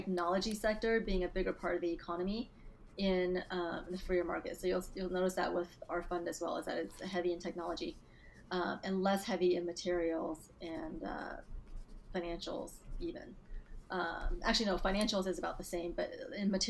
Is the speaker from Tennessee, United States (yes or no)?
no; Dallas, Texas, United States; also born or lived in Beijing, China / Hong Kong; I was born in Beijing, and I grew up there until I was about 9 years old, and then I moved to Texas and grew up here, mostly in Dallas after